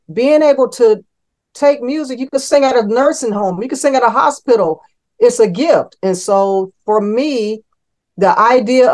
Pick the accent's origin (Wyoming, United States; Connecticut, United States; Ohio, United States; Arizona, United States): Ohio, United States; Cleveland; now in Raleigh, United States; I'm that kid from Cleveland